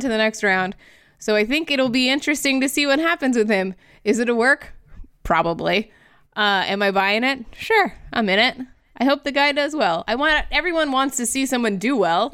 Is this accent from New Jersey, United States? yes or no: no; Florida, United States; my home state that makes very questionable decisions on the regular basis